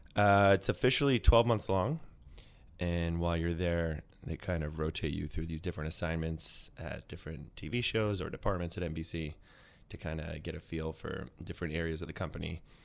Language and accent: English; New York City, New York, United States; also born or lived in Upper West Side, Manhattan; I'm from Brooklyn originally. I grew up in Flatbush.